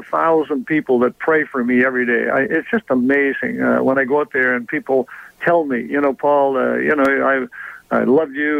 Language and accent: English; Lucknow, Ontario, Canada; moved away; also born or lived in Detroit / Toronto / Birmingham, Alabama; I'm very, very proud that, Lucknow is my hometown